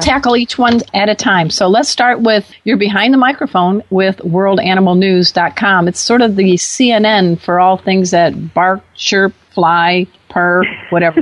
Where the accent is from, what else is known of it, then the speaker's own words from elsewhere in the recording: Chicago, Illinois, United States; We're both from the Chicago area